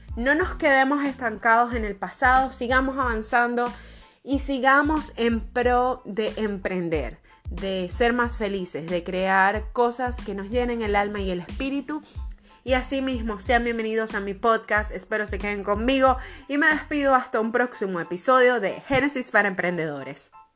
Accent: Venezuela; soy venezolana

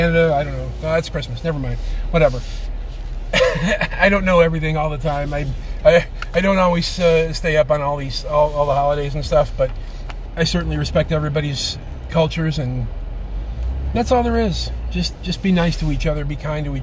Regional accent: Chicago, Illinois, United States; I'm from Chicago

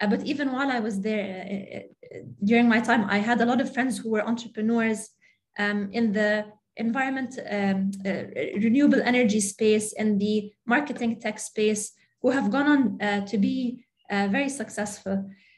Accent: Saudi Arabia; also born or lived in Jordan; So I grew up in Saudi Arabia and Jordan. I'm really attached to the region, really attached to my family here, everything that the culture has to offer, the food, the history, the arts, very attached to the region.

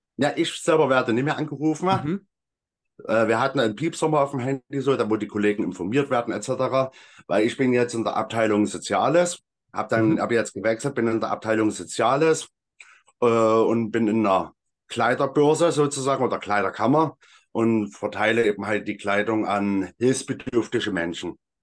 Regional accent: Freital, Saxony, Germany; moved away as an adult; also born or lived in Elsterwerda, Brandenburg; now in Meissen, Germany; Ich komme ursprünglich aus Freital

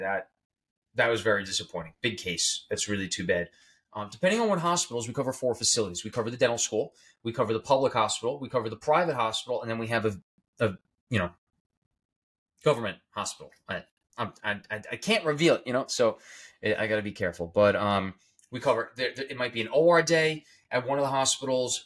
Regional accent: New York, United States; I'm from New York

